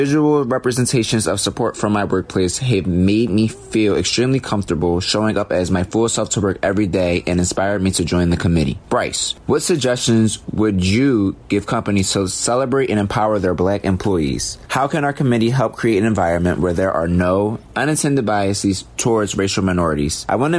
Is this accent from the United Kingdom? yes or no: no; Canada; recent events that have triggered the ongoing movement in both the United States and internationally, I'm from Canada.